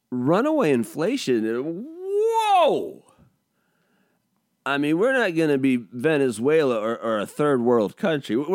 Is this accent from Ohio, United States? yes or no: no; Spokane, Washington, United States; also born or lived in California / Portland / Seattle / Pullman; I was born in California. I went to high school in Spokane. I've lived in Portland uh, while I was growing up, uh, Seattle